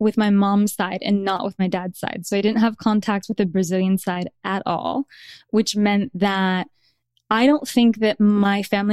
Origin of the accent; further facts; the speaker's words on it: Midwest, United States; that was where I grew up